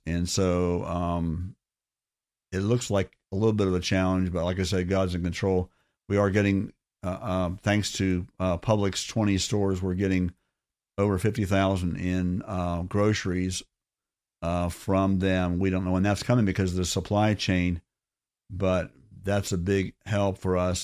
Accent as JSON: {"language": "English", "town": "Orlando", "region": "Florida", "country": "United States", "tie": "born or raised there", "said": "I grew up in Orlando in the fifties and sixties"}